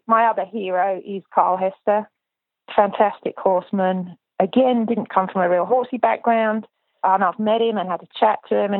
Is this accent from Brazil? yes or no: no; United Kingdom; I'm British